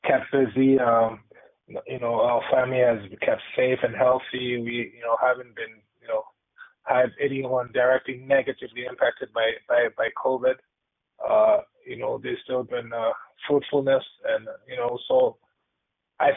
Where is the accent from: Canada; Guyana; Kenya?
Kenya; growing up, I grew up in Kenya